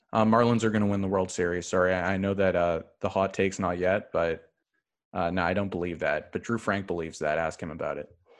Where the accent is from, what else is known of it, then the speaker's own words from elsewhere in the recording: Thornhill, Ontario, Canada; I am from Thornhill. Uh, it's between Vaughn and Markham.